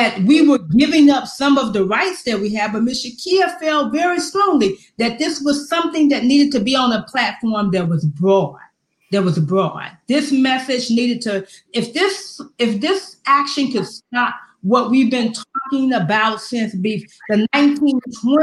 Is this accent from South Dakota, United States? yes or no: no; Louisiana, United States; now in Seattle, United States; I was born into segregation. And I can still remember being down in Louisiana under Jim Crow, and that my mother would take us to town